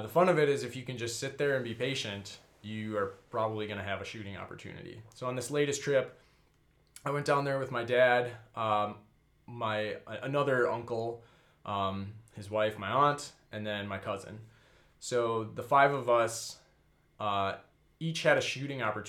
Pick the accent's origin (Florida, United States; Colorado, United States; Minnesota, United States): Minnesota, United States; I'm actually a Minnesotan too